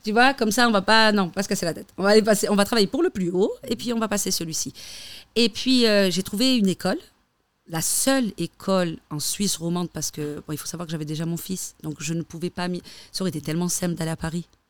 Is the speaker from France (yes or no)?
no; Algeria; now in Switzerland; je suis algérienne